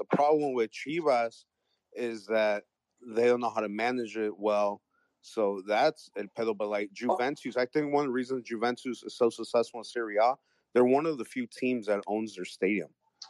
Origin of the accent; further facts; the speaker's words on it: St. Louis, Missouri, United States; I'm from St. Louis.